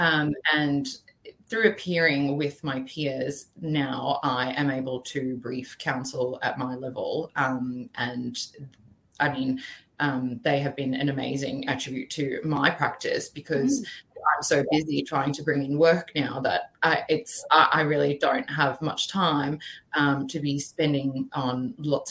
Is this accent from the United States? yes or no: no; South Africa; now in Brisbane, Australia; So originally I was born in South Africa. So I had been to school there and my family moved out together